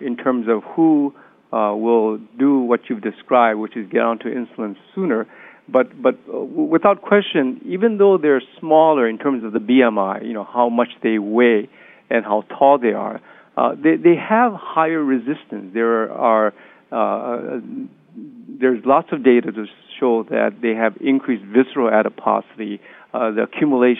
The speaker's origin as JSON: {"language": "English", "country": "United States", "said": "I'm Japanese American. I'm third generation."}